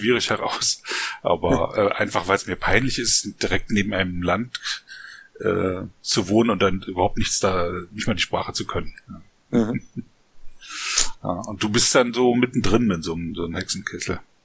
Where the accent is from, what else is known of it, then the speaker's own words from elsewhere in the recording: Germany; now in Berlin, Germany; Ich bin halt in Deutschland geboren, so an der polnischen Grenze